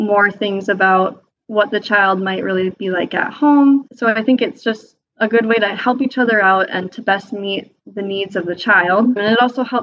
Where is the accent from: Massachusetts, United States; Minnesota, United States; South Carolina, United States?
Minnesota, United States; Austin; also born or lived in Decorah, Iowa; I am from Austin, Minnesota. It is a town of about 27,000 people just south of Minneapolis, a couple hours